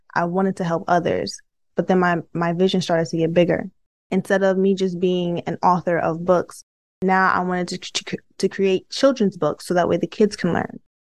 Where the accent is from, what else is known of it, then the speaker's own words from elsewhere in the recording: New York City, New York, United States; I'm from Brooklyn too